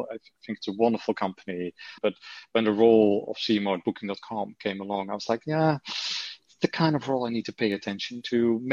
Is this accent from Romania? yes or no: no; Netherlands; accent: Dutch; English is a second language; moved away as an adult; although the accent never really has gone, you know, so I still have my Dutch accent.